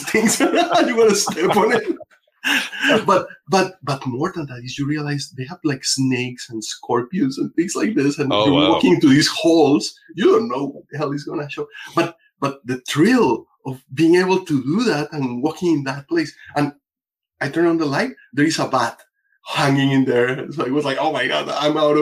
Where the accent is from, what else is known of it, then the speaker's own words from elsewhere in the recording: Colombia; now in United States; I'm originally from Colombia, but I've been here in the States for 30 years.